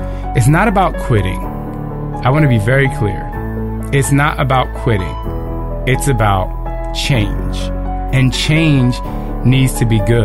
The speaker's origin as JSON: {"language": "English", "region": "New Jersey", "country": "United States", "said": "I'm from Jersey"}